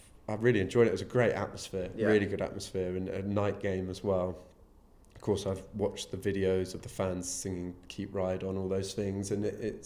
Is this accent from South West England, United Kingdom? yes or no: yes; Devon, South West England, United Kingdom; moved away; I'm a farmer from Devon originally